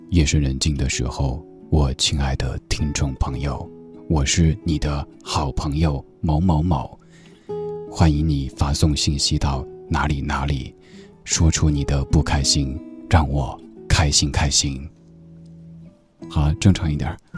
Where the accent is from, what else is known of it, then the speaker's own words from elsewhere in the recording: Chengdu, Sichuan, China; 我的家乡成都